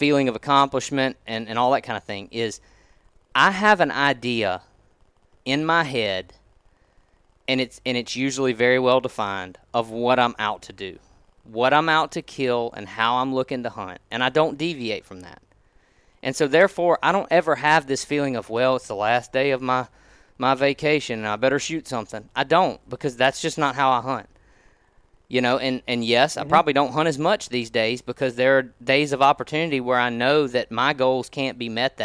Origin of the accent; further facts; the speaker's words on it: Mississippi, United States; growing up in Mississippi on the Mississippi River